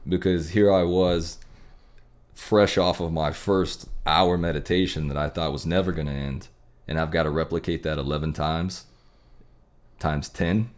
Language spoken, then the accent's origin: English; Texas, United States; growing up in Texas with the Friday night lights